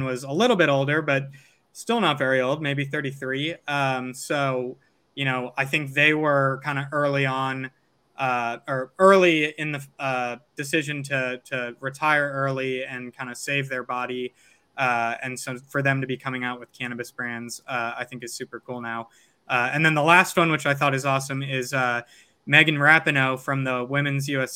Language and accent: English; St. Louis, Missouri, United States; now in California, United States; when I was growing up in St. Louis